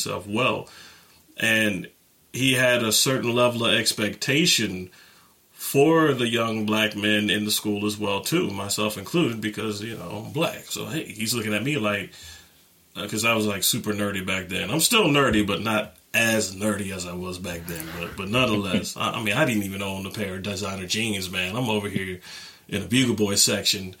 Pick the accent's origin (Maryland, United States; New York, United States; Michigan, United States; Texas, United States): Texas, United States; Euless; also born or lived in Keller, Texas; I was born and raised in Texas, around Dallas-Fort Worth, Euless, Texas, to be exact